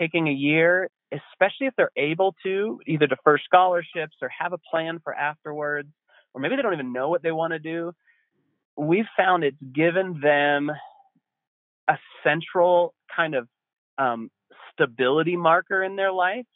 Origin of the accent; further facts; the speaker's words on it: Estes Park, Colorado, United States; now in Winter Park, United States; I grew up in Estes Park, which is across the mountains from where I am now